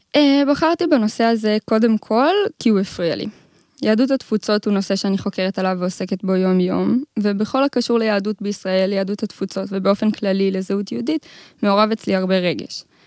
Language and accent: Hebrew; Modiin, Central District, Israel; אני ממודיעין